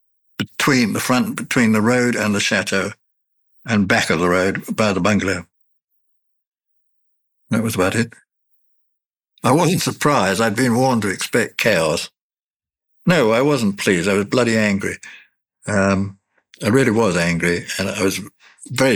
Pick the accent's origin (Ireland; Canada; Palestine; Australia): Ireland; I'm an Irishman